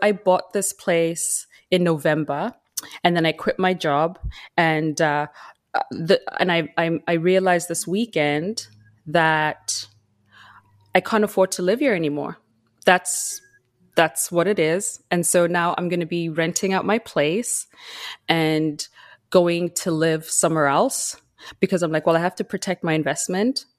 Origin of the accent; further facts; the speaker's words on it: Zimbabwe; moved away as an adult; now in Vancouver Island, Canada; I was born and raised in Zimbabwe. I moved to Canada when I was seventeen